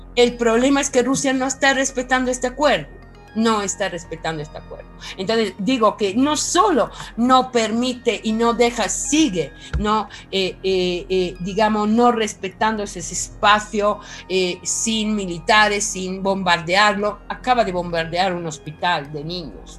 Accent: Italy; soy italiana y conozco de cerca esta realidad.

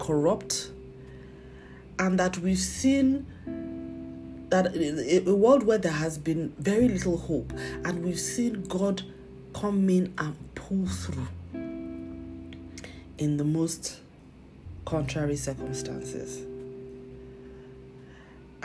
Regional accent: Nigeria; as a Christian and as a Nigerian. And as a Nigerian Christian.

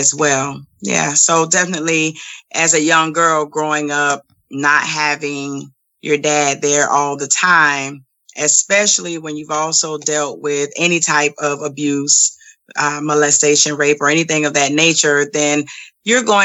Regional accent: Savannah, Georgia, United States; also born or lived in Augusta, Georgia; So I grew up with a single parent mom and two brothers in the household with me in Savannah, Georgia. And then when I was probably about 10 or 11 years old, we moved to another city in Georgia

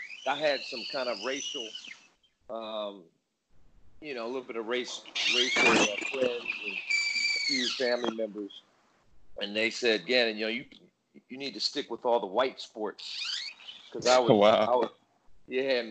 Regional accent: Hampton, Virginia, United States; I grew up in Hampton, Virginia

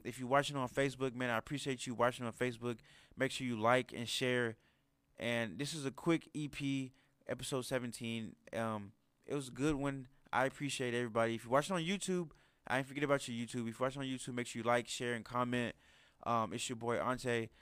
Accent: United States; us Americans

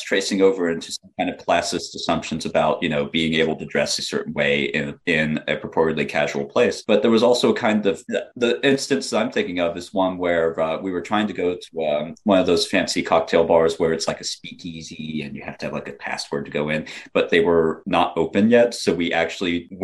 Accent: the South, United States; being a Southern person

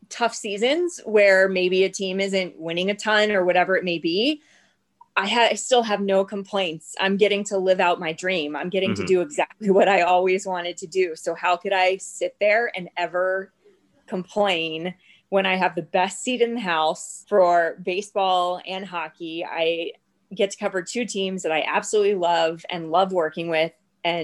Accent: Jacksonville, Florida, United States; I was born and raised in Jacksonville

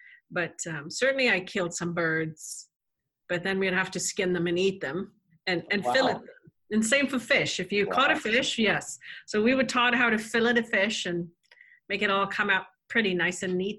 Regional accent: South Africa; moved away; I grew up in South Africa

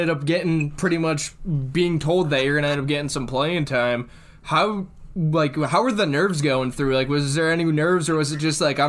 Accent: Cleveland, Ohio, United States; we're from Cleveland

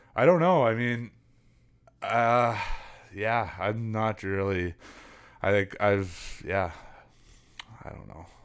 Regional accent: Lloydminster, Saskatchewan, Canada; also born or lived in Prince Albert, Saskatchewan / Big River, Saskatchewan; we ended by moving into Lloydminster where, yeah, I s, grew up and been living ever since

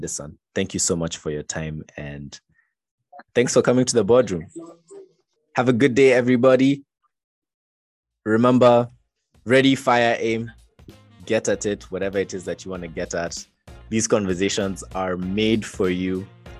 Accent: Kenya

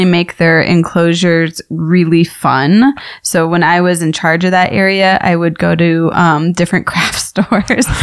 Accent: Tucson, Arizona, United States; I grew up here in Tucson, Arizona, really loving just the variety of bugs and creepy crawlies

